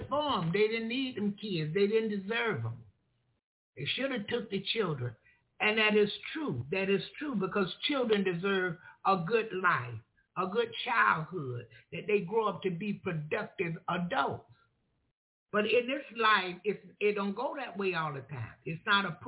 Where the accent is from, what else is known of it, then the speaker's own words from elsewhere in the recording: Florida, United States; I'm from Florida. And I come from an area where everything, basically, sometimes it appeared everything was a joke